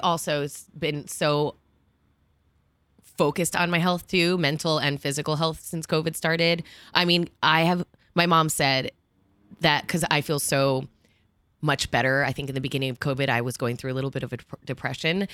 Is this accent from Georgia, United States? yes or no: no; New Jersey, United States; also born or lived in Miami / New York; I grew up in New Jersey and here.